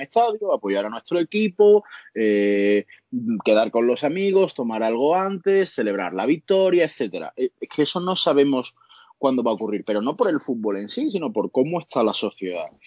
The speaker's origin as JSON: {"language": "Spanish", "region": "Andalusia", "country": "Spain", "said": "somos andaluces"}